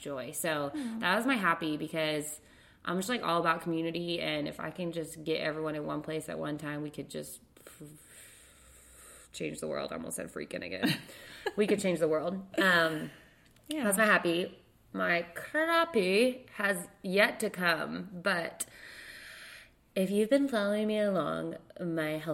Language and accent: English; Texas, United States; I'm from Texas